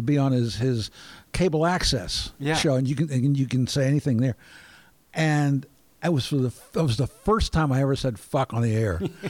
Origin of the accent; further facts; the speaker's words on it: Baltimore, Maryland, United States; accent: Baltimore; I turned my Baltimore accent on, which is they're very similar.